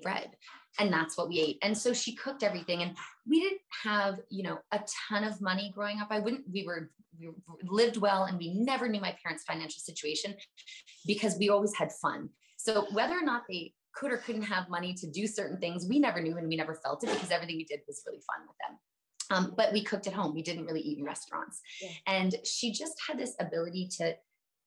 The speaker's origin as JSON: {"language": "English", "country": "Canada", "said": "I'm Canadian."}